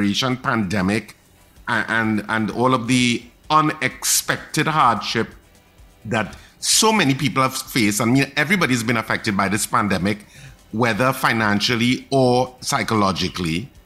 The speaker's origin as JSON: {"language": "English", "country": "Trinidad & Tobago", "said": "a part of me as a Trinidadian and Tobagonian"}